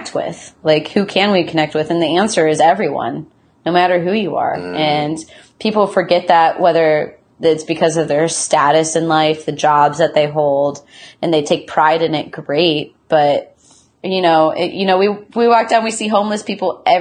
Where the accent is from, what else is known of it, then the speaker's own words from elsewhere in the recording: Midwest, United States; also born or lived in Athens, Ohio; now in Seattle, United States; Growing up in the Midwest